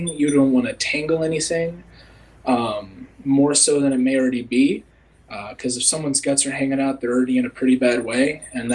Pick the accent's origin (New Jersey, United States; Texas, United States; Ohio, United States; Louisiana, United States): Ohio, United States; I'm from Ohio, and I've been in EMS for a couple years now